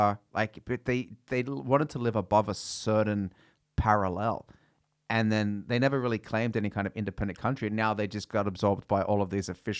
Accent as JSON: {"language": "English", "country": "Australia", "said": "Yeah, I'm from Australia, mate."}